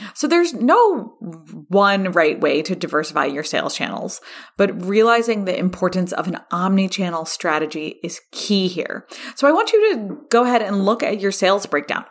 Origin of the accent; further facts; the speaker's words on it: California, United States; here in my home state of California